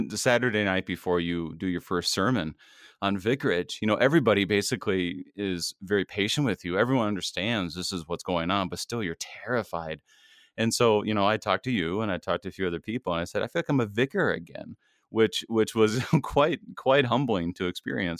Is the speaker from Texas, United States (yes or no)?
no; Minnesota, United States; also born or lived in Milwaukee; I am a, a, a Minnesotan. I, I grew up here, I was born here, my parents moved here when I was in the womb